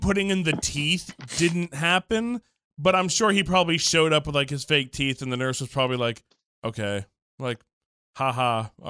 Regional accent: New York City, New York, United States; I grew up in Brooklyn.

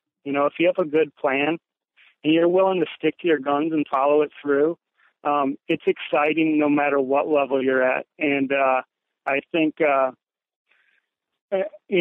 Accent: Lakeland, Wisconsin, United States; I came back to my hometown and I started coaching at a program

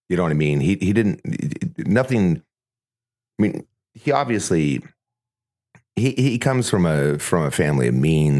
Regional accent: Ontario, Canada; moved away; I'm from Ontario. I was born there

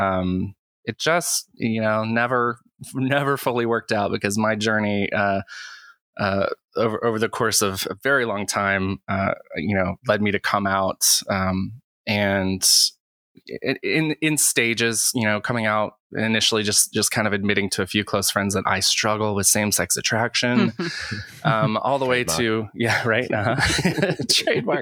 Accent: Western North Carolina, United States; I grew up in Western North Carolina

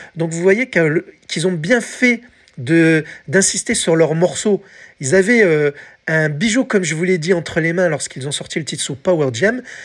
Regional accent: France; chez nous, en France

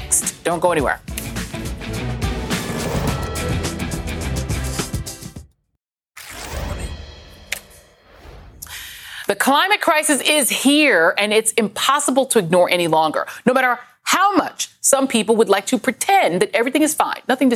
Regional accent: Denver, Colorado, United States; I grew up in Denver, Colorado

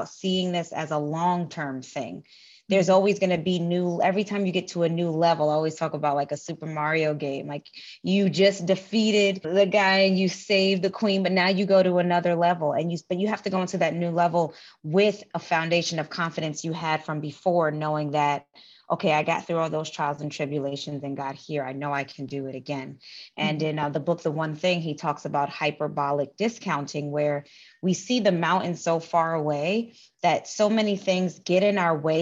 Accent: New York City, New York, United States; moved away as an adult; also born or lived in Puerto Rico (family) / Maryland; now in Los Angeles, United States; I'm originally from the Bronx, New York. I currently live in Los Angeles

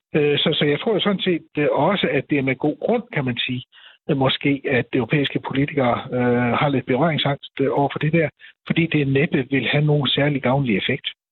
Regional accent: Denmark

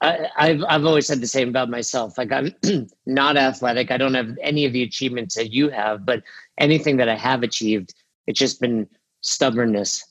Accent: New York, United States; moved away as an adult; also born or lived in Florida; now in Boulder, United States; I grew up in New York

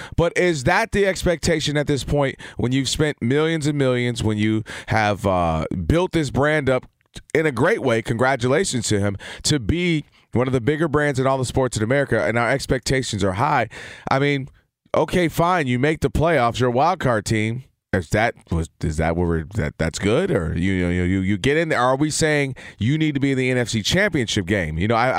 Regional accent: Michigan, United States; You know, I'm from Michigan, and obviously you know about it.

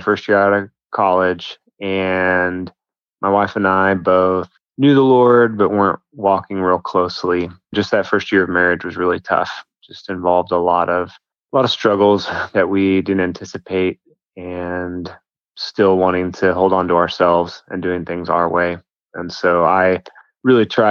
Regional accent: Denver, Colorado, United States; now in Oklahoma, United States; I grew up in Denver, Colorado

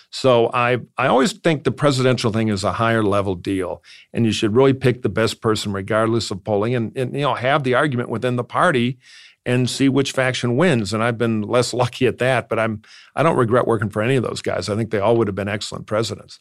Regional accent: Detroit, Michigan, United States; moved away as an adult; I'm from Detroit. I'm from a political family of Democrats.

